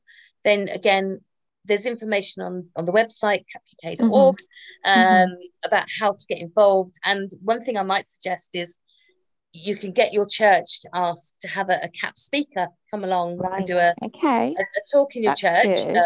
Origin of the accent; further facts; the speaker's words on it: Northamptonshire, East Midlands, United Kingdom; my hometown, in Pickering in Northamptonshire